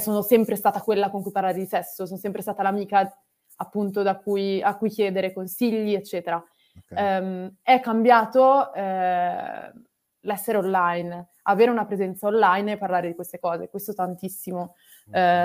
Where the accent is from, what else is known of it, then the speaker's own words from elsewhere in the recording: Milan, Lombardy, Italy; moved away as an adult; also born or lived in Australia; Io sono di Milano, e ho un uh, rapporto molto contrastante con la mia città da sempre